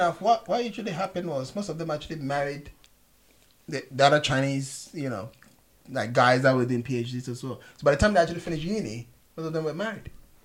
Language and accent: English; Ghana; moved away; when I grew up in Ghana